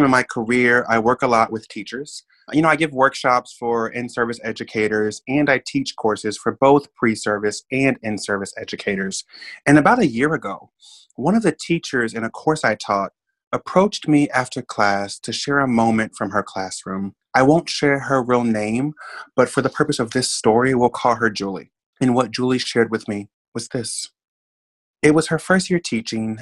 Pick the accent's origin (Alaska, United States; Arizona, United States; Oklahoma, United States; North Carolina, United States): Oklahoma, United States; Oklahoma City; moved away as an adult; now in New York, United States; I grew up in Oklahoma City. I'm not from New York. You know, I've been in New York 5 years.